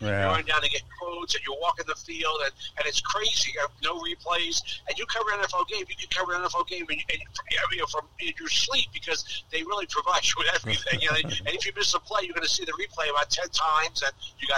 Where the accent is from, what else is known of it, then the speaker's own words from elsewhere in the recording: New Jersey, United States; also born or lived in Tampa, Florida; now in Florida, United States; I grew up in New Jersey reading all the New York papers